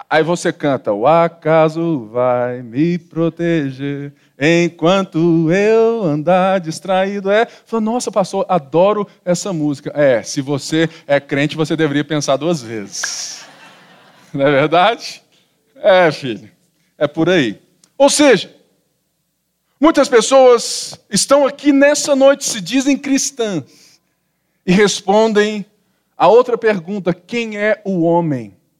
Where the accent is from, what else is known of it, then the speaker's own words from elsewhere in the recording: Barbacena, Minas Gerais, Brazil; quando eu era menino pequeno, lá em Babacena